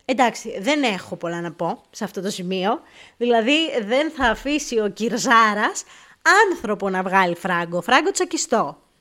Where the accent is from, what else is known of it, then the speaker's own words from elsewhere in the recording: Greece; moved away as an adult; now in England, United Kingdom; τελευταία φορά που έφυγα από την Ελλάδα πριν 7-8 χρόνια